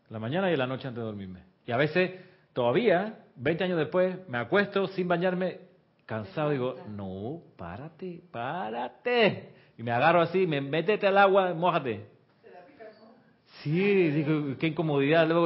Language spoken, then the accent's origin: Spanish; Chile; now in Panama; Eso pasa mucho con los extranjeros. Me pasó a mí cuando vine de Chile, acá a Panamá. Yo venía con el hábito de Chile que es bañarse rapidito, porque el agua es fría.